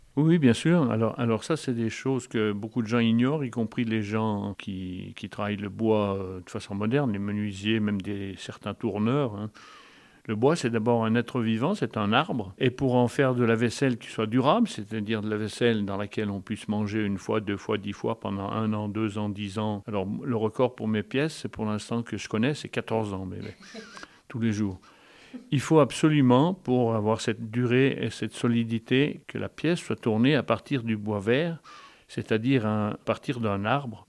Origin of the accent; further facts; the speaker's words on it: near Thoiry, Savoie, Auvergne-Rhône-Alpes, France; moved away; je suis né à Yon-le-Vieux, à 10 km en dessus, là, et maintenant j'habite Thoiry